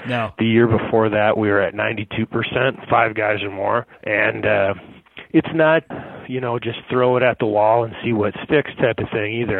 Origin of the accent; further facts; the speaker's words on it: near St. Paul, Minnesota, United States; a school kind of near my hometown, Concordia in St. Paul, Minnesota